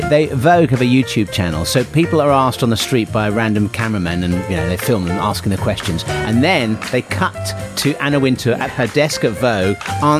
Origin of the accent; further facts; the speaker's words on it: Pinner, London, United Kingdom; And I was born in Pinner. I lived in Pinner when I was, which is the same place as Elton John.